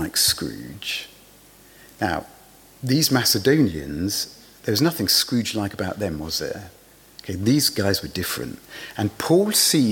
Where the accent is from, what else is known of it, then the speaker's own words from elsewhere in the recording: England, United Kingdom; being English, I was brought up to believe that there are some things that polite people never talk about